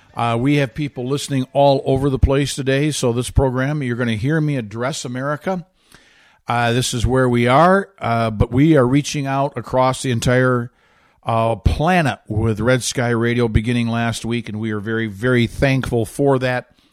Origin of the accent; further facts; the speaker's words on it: Michigan, United States; my home state of Michigan